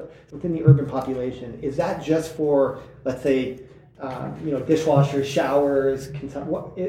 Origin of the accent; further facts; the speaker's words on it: Northeast, United States; moved away; I didn't grow up in the arid West. I grew up in the Northeast